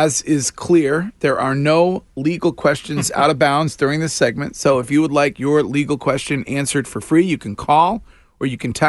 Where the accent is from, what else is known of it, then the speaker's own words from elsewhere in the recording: Stow, Massachusetts, United States; my hometown police department, the Stowe PD